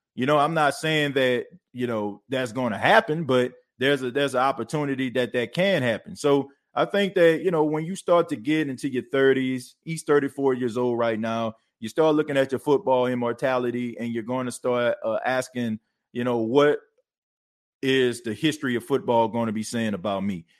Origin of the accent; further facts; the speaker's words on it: Arkansas, United States; I'm from Arkansas